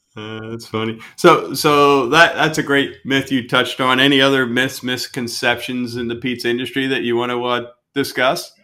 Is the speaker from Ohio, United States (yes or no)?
no; West Chester, Pennsylvania, United States; we're from Westchester, Pennsylvania